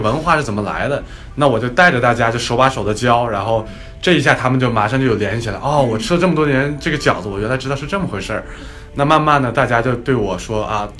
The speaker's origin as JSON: {"language": "Chinese", "region": "northern China", "country": "China", "said": "因为我是北方人嘛"}